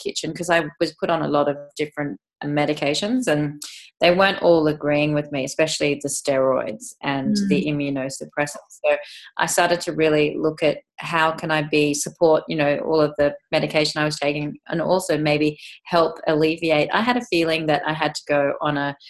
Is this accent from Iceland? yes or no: no; England, United Kingdom; moved away; I was actually born in England, so I'm English